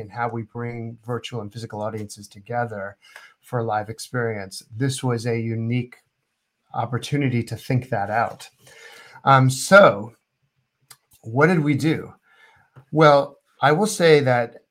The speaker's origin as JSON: {"language": "English", "country": "United States", "said": "I'm American"}